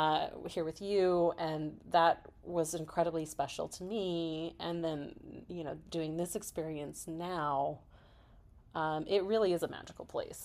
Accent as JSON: {"language": "English", "region": "Kansas", "country": "United States", "tie": "born or raised there", "moved": "yes", "said": "I grew up in Kansas."}